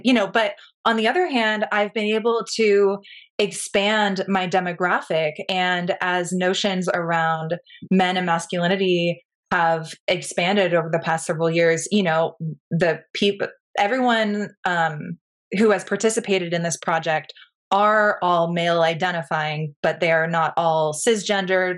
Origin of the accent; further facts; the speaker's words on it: Pacific Northwest, United States; moved away as an adult; now in Marfa, United States; I didn't grow up in Texas. I'm from the Pacific Northwest.